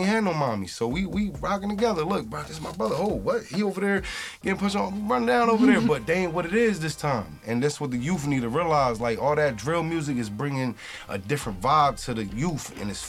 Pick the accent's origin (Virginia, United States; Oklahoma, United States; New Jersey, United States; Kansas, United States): New Jersey, United States; New Brunswick; Like, I came from this city, so it's like, I know what they going through